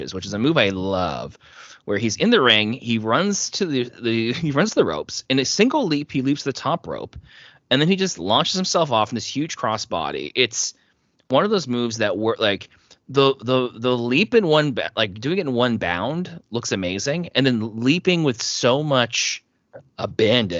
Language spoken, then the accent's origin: English; Halifax, Nova Scotia, Canada; Halifax is where I'm recording from. I'm from Halifax.